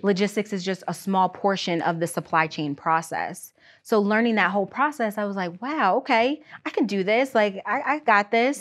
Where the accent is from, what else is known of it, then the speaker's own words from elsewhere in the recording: outside Erie, Pennsylvania, United States; I was born outside of Erie, P